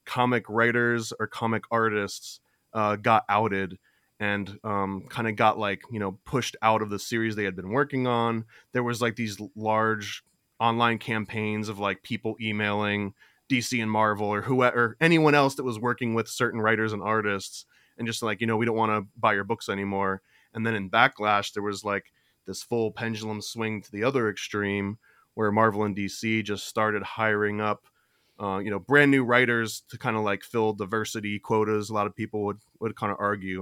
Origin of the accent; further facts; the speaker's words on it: Florida, United States; I grew up in Florida